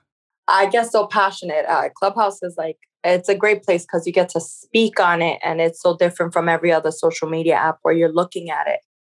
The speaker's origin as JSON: {"language": "English", "region": "New York", "country": "United States", "tie": "born or raised there", "said": "growing up in New York"}